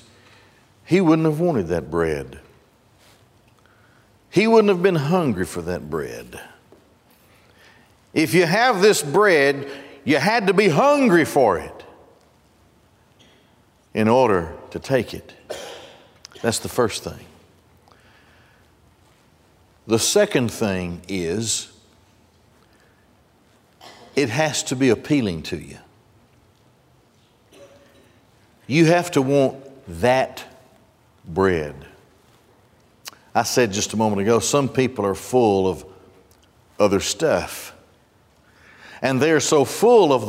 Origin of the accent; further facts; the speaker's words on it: Gadsden, Alabama, United States; When I grew up in Gadsden, not far from my house was the Marita Bakery